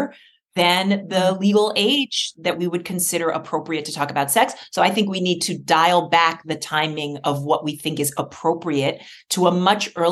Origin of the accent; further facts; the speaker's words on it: New York City, New York, United States; I grew up in New York City.